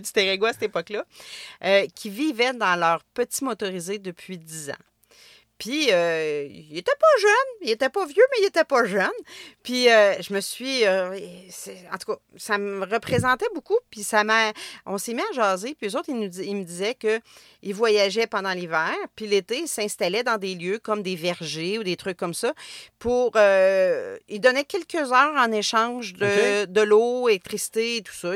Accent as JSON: {"language": "French", "town": "Trois-Rivières", "region": "Quebec", "country": "Canada", "said": "Je viens de Trois-Rivières"}